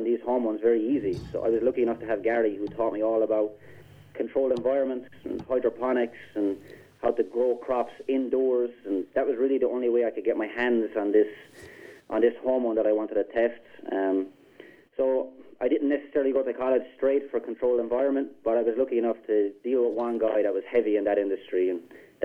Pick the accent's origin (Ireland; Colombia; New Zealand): Ireland; moved away as an adult; now in Wisconsin, United States; I moved here from Ireland in January of last year